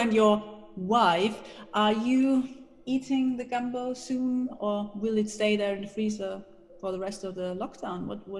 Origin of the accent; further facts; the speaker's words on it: Austria; moved away; you might hear it from my accent, and maybe I have told you before, I am Austrian, so obviously I speak a little bit of German as well.